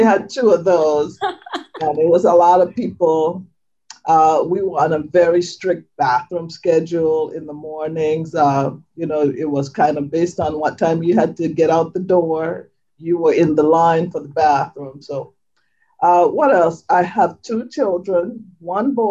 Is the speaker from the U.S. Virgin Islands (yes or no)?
yes; St. Thomas, U.S. Virgin Islands; moved away; I was born, raised on the island of St. Thomas